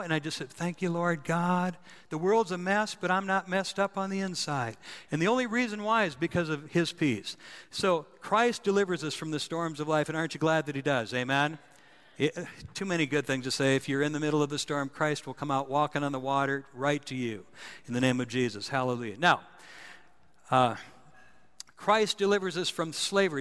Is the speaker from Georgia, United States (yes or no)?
no; North Dakota, United States; I was a kid uh, growing up in North Dakota